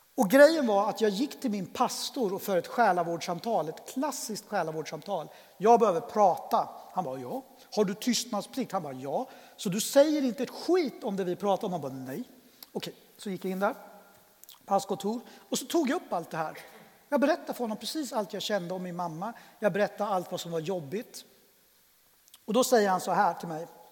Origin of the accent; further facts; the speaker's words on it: Örebro, Örebro County, Sweden; also born or lived in Colombia; jag är adoptivbarn, kom till Sverige 1972 eh, och jag är uppväxt tillsammans då med min pappa och min farmor därför att min eh, Lilla syster som också adopterades till Sverige och min mamma de flyttade från Örebro ganska tidigt